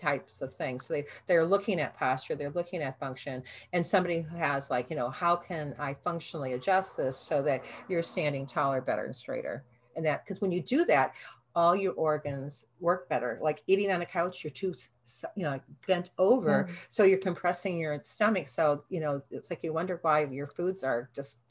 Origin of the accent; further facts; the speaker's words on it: Midwest, United States; I'm from the Midwest